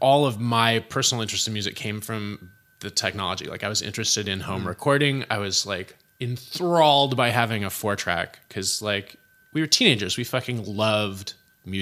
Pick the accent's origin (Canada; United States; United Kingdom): United States; Berkeley, California; also born or lived in San Francisco / Oakland / Albany; by the time I started school, by the time I started kindergarten, I was in Berkeley. And I went to school there until I graduated Berkeley High